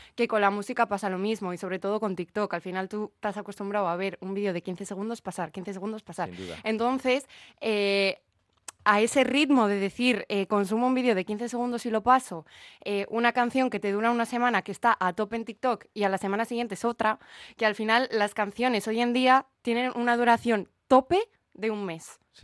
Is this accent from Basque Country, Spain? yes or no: yes; Bilbao, Basque Country, Spain; la ciudad de donde soy